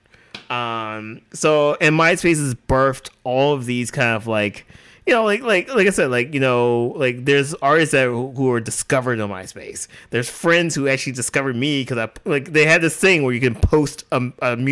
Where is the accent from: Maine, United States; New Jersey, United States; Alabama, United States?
Alabama, United States; Growing up in Alabama, like, I didn't have that exposure